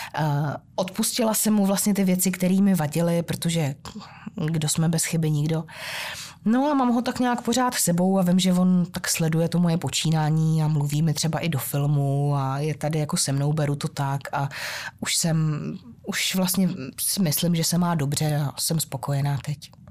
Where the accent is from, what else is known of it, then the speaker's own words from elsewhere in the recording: Hradec Králové, Hradec Králové Region, Czechia; jak jsem žil z Hradce Králové a z těch východních Čech